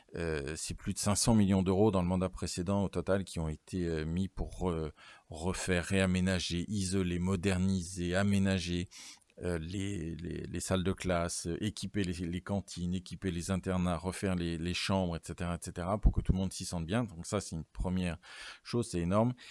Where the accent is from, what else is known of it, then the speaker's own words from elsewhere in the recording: Alençon, Normandy, France; also born or lived in Bayeux / Caen; je ne suis pas originaire de l'Orne ni, euh, d'Alençon